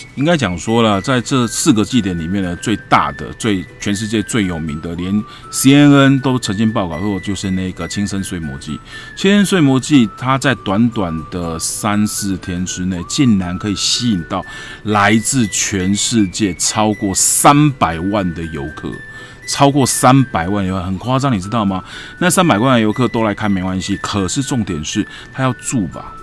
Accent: Taiwan; 我食台湾米，啉台湾水。OK， 我是台湾人

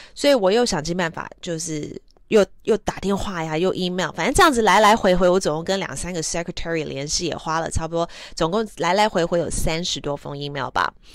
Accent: Taiwan; first language English; Chinese is a second language; 从小是在台湾长大，但是我，啊，念的都是英文小学

